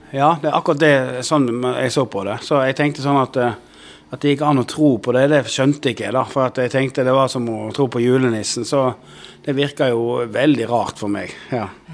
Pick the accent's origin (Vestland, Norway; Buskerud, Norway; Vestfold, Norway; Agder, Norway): Vestland, Norway; Odda; Jeg vokste opp inne i Odda i Hardanger